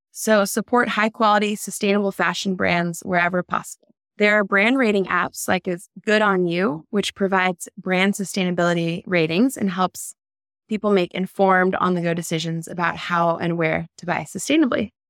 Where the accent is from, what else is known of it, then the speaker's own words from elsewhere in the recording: United States; I'm an American